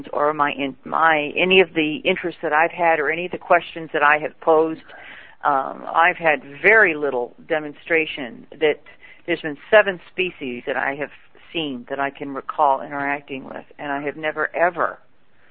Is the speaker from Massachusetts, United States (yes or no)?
no; Michigan, United States; I grew up in the Midwest in a little small town in Michigan.